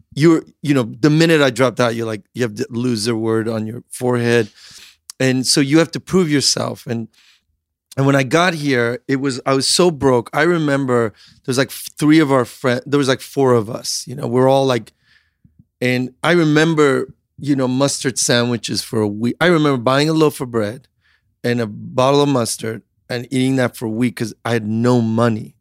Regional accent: Chicago, Illinois, United States; also born or lived in Iran / England / Switzerland / New York City; when we were growing up in the Midwest, Chicago

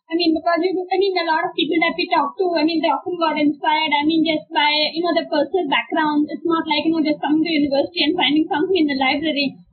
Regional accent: Mumbai, Maharashtra, India; I grew up in Bombay and basically a colonial historian, and Bombay obviously is a colonial city.

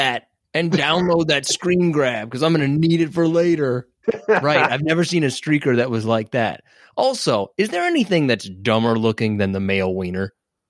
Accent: Detroit, Michigan, United States; I'm from Detroit, and if there's two things I know about Detroit, it's … and white boy Rick.

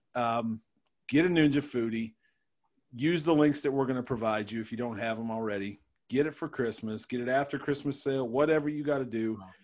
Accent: Cleveland, Ohio, United States; I'm from Cleveland

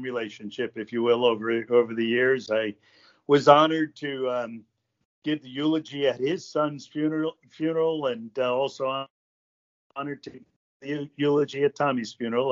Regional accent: Stamford, Connecticut, United States; moved away as an adult; also born or lived in Ogden, Utah; I was born in Stamford, Connecticut in 1950

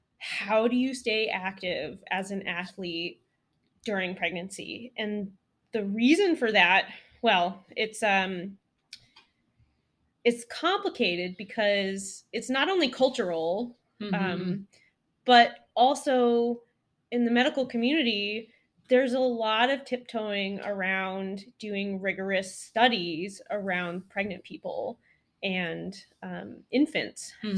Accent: Colorado, United States; moved away as an adult; also born or lived in Walla Walla, Washington; now in Rochester, United States; I grew up in Colorado doing eclectic things with my family, telemark skiing in the backcountry, going hut to hut

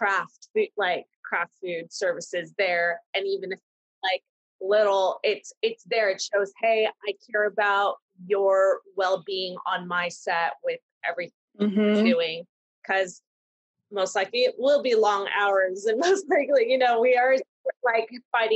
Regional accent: East Coast, United States; now in Los Angeles, United States; we're from the East Coast

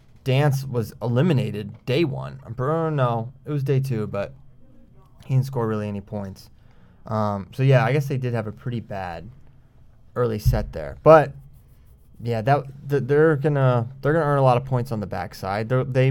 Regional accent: Virginia, United States; maybe I'm from Virginia

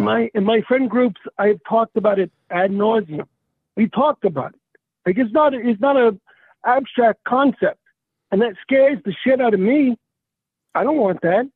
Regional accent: United States; I'm an American

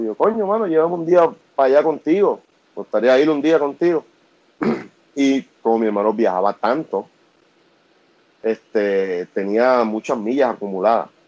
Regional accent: Vega Alta, Puerto Rico; nosotros somos de Vega Alta

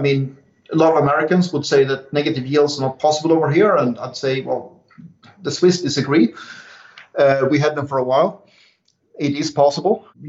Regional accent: Sweden; English is a second language; moved away; in my home country as well. It was back before I left

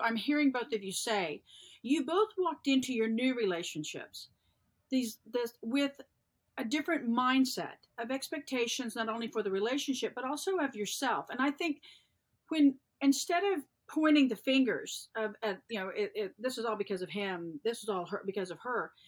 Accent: the South, United States; I was born and raised in the South

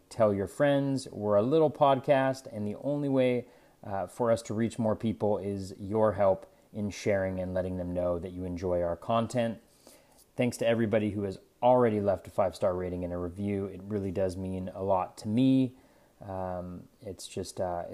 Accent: Northern California, United States; I grew up in Northern California

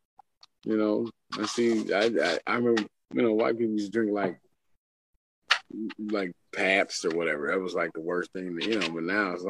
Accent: St. Louis, Missouri, United States; now in Belleville, United States; that's where I stay now, but I'm from St. Louis

